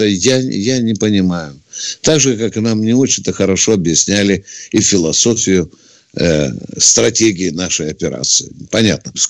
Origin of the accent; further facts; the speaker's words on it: Moscow, Russia; Я, я, там, москвичка.